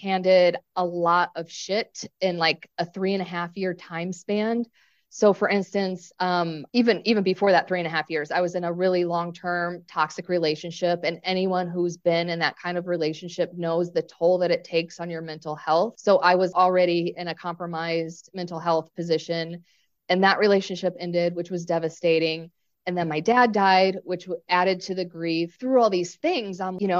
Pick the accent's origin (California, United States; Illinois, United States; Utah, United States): Illinois, United States; Chicago; moved away as an adult; now in Hawaii, United States; I'm originally from Chicago, so I'm a city person